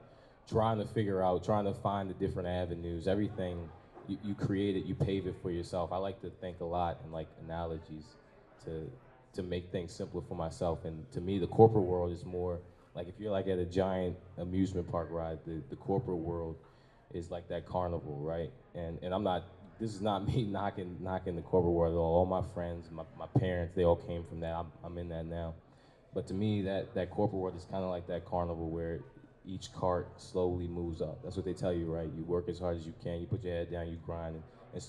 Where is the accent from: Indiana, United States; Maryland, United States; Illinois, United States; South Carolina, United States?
Maryland, United States; Baltimore; born and raised in Baltimore